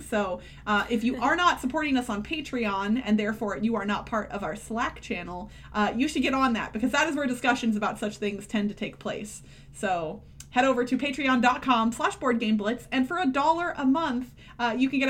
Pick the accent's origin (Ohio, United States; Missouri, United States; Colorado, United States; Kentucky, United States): Missouri, United States; moved away as an adult; now in Nevada, United States; I grew up in Missouri, where it is pop, but I now live in Nevada, which is soda.